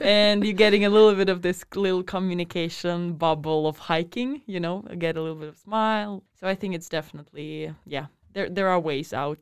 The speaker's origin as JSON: {"language": "English", "country": "Russia", "moved": "as an adult", "lives_now": "Trondheim, Norway", "said": "I am from Russia"}